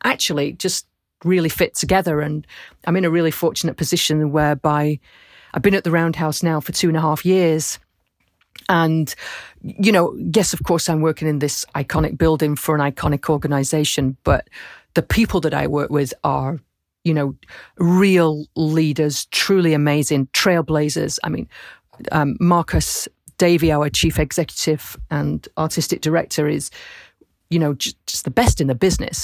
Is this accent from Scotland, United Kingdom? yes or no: no; Rochdale, North West England, United Kingdom; moved away; also born or lived in Camden, London; I was born in Rochdale